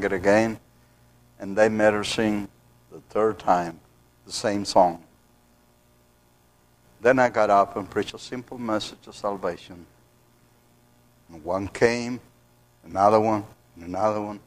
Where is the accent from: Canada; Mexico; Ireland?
Mexico; accent: Mexican; moved away